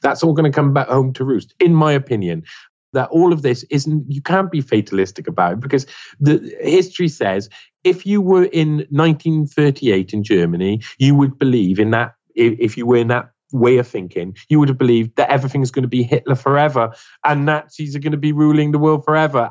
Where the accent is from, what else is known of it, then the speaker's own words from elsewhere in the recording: Wales, United Kingdom; I'm a Welshman.